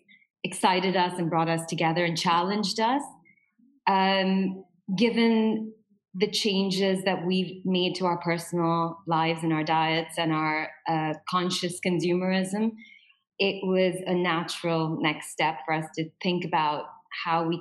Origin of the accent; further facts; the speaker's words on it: India; now in Dubai, United Arab Emirates; I'm from India